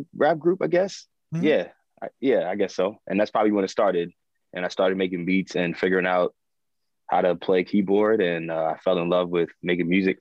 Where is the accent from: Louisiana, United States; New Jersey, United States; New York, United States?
New York, United States; New York City; Born and raised in Brooklyn, Flatbush section of Brooklyn